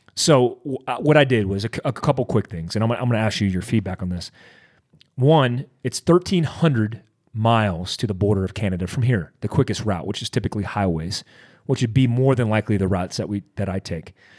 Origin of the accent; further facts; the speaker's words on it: Daytona Beach, Florida, United States; when I grew up in Daytona Beach, Florida